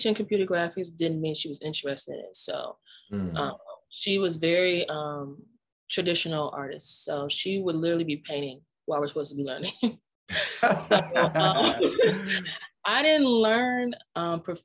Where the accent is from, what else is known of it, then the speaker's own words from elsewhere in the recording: Prince George's County, Maryland, United States; I'm from Prince George's County, Maryland.